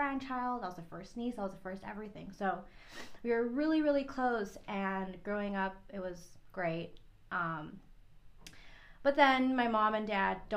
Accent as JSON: {"language": "English", "country": "Guam", "also_born_or_lived": "Philippines", "moved": "as an adult", "said": "I was from Guam"}